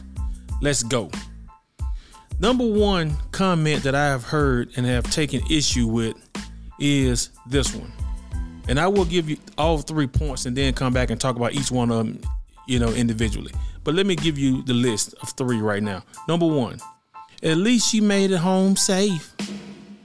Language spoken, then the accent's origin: English; Birmingham, Alabama, United States; my hometown of Birmingham, Alabama